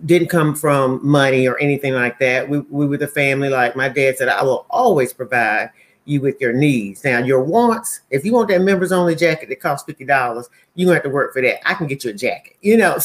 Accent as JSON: {"language": "English", "town": "Monroe", "region": "North Carolina", "country": "United States", "tie": "born or raised there", "also_born_or_lived": "Charlotte, North Carolina", "moved": "as an adult", "lives_now": "Kennebunk, United States", "said": "I'm from Monroe, North Carolina"}